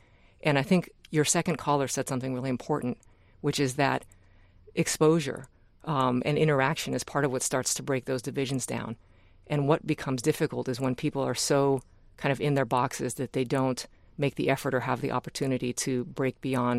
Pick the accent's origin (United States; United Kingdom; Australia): United States; California; born or raised there; also born or lived in Japan / Wisconsin